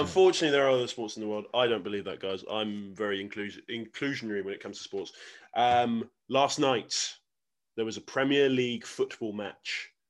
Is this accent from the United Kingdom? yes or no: yes; England, United Kingdom; I was born in England